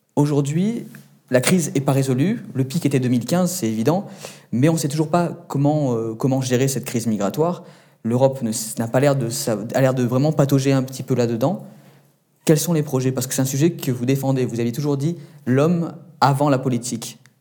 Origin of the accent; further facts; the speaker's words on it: Menton, Provence-Alpes-Côte d'Azur, France; je viens de Menton, euh, donc à la frontière de votre pays d'origine et euh, donc de la France